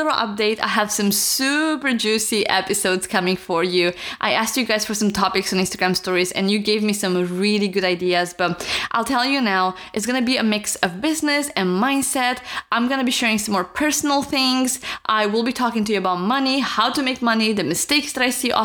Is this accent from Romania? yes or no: yes; Romania; moved away; I'm from Romania